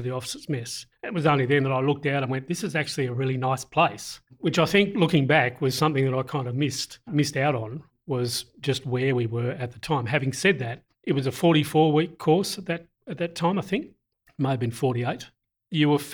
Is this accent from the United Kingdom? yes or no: no; Hobart, Tasmania, Australia; moved away; I'm Tasmanian and I've heard all the Tasmanian jokes, so don't throw any of them at me. I was born in Hobart, lived and raised in Hobart